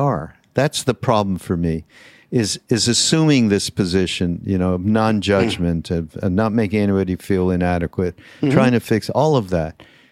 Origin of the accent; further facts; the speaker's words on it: Canada; I'm from Canada